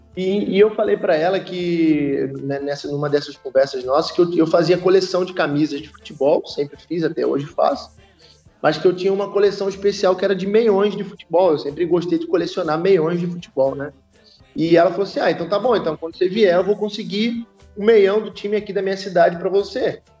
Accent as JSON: {"language": "Portuguese", "region": "Rio de Janeiro", "country": "Brazil", "tie": "born or raised there", "also_born_or_lived": "Itajaí", "said": "eu sou do Rio, né? Sou, sou nascido criado no Rio"}